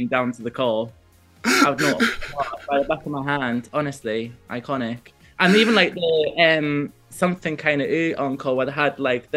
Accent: Newcastle upon Tyne, North East England, United Kingdom; growing up in Newcastle, like everyone knows who … was

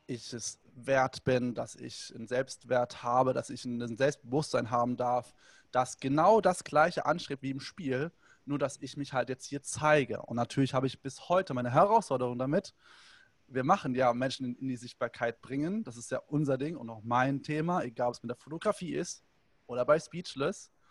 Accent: Hanau, Hesse, Germany; oder ich durfte bei anderen mitgehen, weil alleine hätte ich mich nicht getraut, in die Dorfdisco zu gehen bei uns in Hanau.

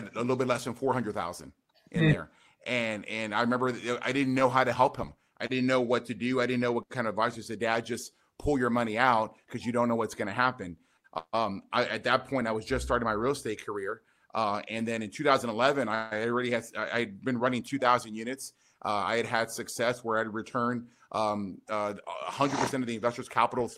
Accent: McAllen, Texas, United States; I'm from South Texas. I'm from McAllen

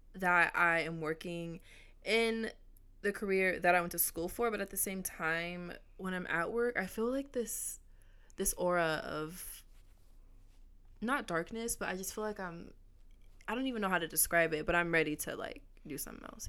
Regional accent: Orange County, California, United States; also born or lived in Los Angeles; I grew up mainly in Orange County

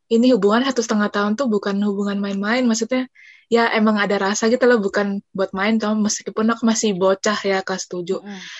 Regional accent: Surabaya, East Java, Indonesia; jadi Surabaya ya aku Surabaya

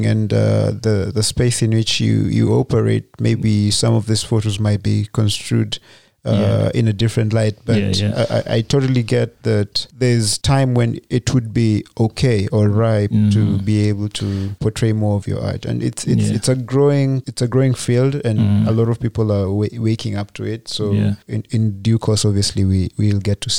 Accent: Kenya; we're all Kenyan today on this show

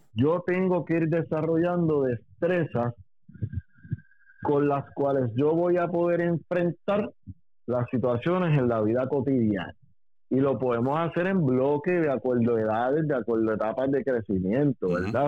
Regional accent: Puerto Rico; yo soy puertorriqueño, nací y me crié aquí

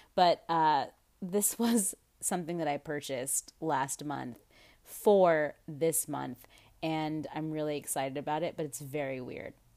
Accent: United States; as an American

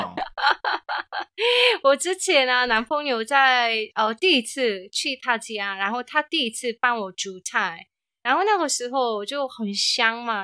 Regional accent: South Korea; moved away; 我是从韩国来的

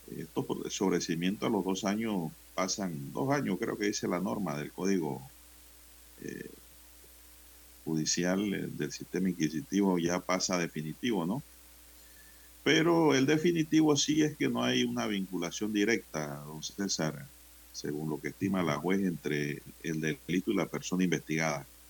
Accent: Santiago de Veraguas, Veraguas, Panama; en Santiago de Veragua, mi provincia natal. Veraguas.

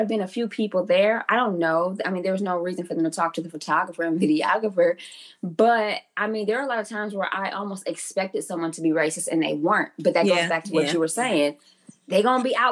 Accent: Michigan, United States; moved away as an adult; also born or lived in Louisiana; I'm from Michigan, but I spent 14 years in the South. Mm-hmm. It wasn't until I came back home 2 years ago

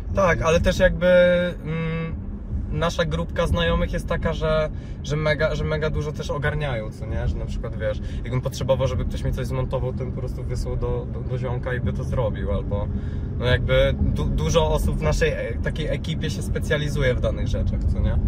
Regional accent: Rzeszów, Subcarpathian Voivodeship, Poland; now in Warsaw, Poland; u mnie w Rzeszowie, e, bo ja jestem z Rzeszowa, Okej. E, w sensie teraz mieszkam w Warszawie, ale no oryginalnie jestem z Rzeszowa

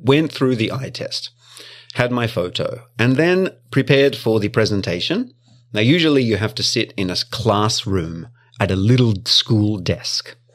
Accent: Victoria, Australia; now in Japan; in my hometown, it's called Vic Roads. Victorian Roads.

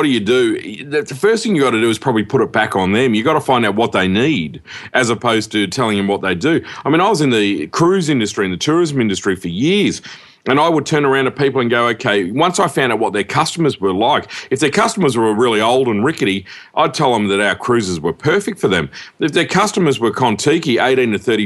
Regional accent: Cairns, Queensland, Australia; I was from Cairns

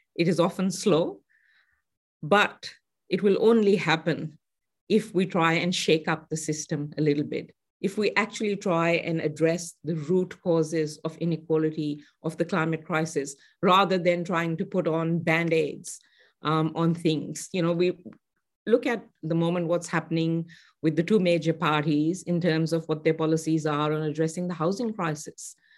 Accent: Pakistan; moved away; I grew up in Pakistan

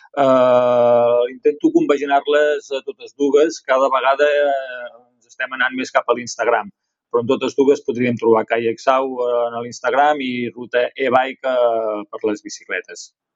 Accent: Sant Pere de Torelló, Catalonia, Spain; jo vaig néixer a Sant Pere de Torelló, i um, com a Sant Parenc

